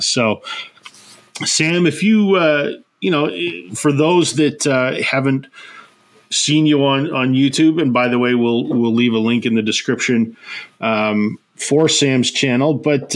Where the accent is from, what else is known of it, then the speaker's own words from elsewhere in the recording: Canada; as a Canadian